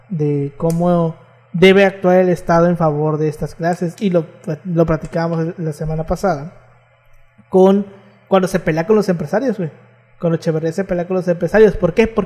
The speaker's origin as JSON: {"language": "Spanish", "region": "Tabasco", "country": "Mexico", "said": "el estado de enamoramiento es el peor que existe, y eso que yo soy del estado de Tabasco, güey."}